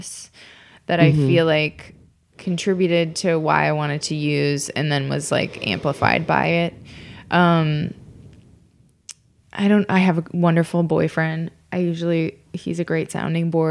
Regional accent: Minnesota, United States; moved away as an adult; also born or lived in Columbia, Missouri / St. Louis / Chicago; now in Los Angeles, United States; I grew up in Minnesota

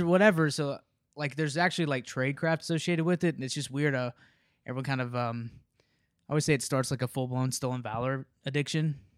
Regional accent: Memphis, Tennessee, United States; moved away; I grew up in Memphis

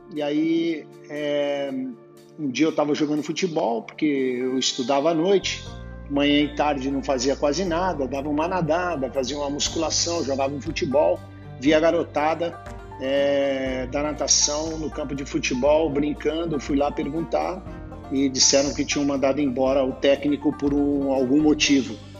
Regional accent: Ribeirão Preto, São Paulo, Brazil; Eu nasci em Ribeirão Preto, 1956

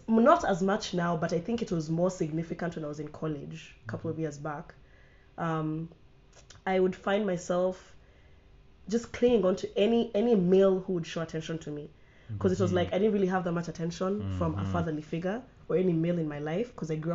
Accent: Kenya; also born or lived in United States; now in Rwanda; I am Kenyan, but before I came to Rwanda, I was based in the US

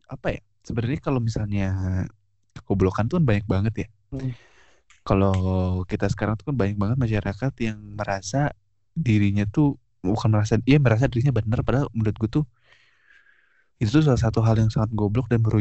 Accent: Bandung, West Java, Indonesia; gue gue tuh ya namanya gue orang Bandung pasti gue nge-support Persib

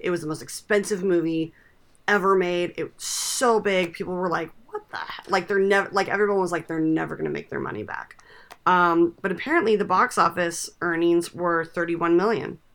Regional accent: California, United States; I grew up in California

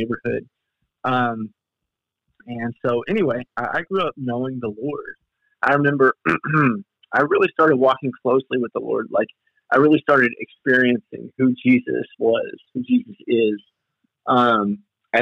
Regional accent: Western Kentucky, United States; I'm from Western Kentucky.

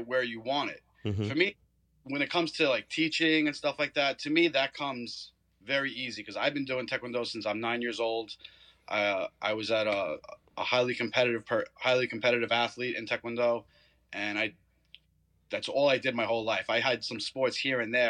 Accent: New York, United States; moved away as an adult; now in Chapin, United States; I'm from New York. I'm a retired police officer there

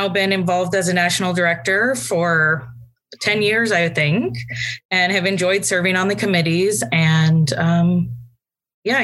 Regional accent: Lincoln, Nebraska, United States; moved away as an adult; also born or lived in Germany; now in Washington, D.C., United States; I grew up just outside of Lincoln, Nebraska

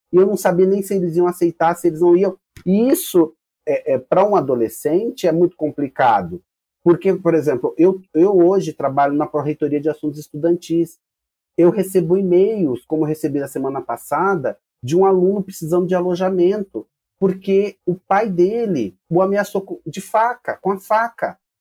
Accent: São Paulo, Brazil; Somos paulistas

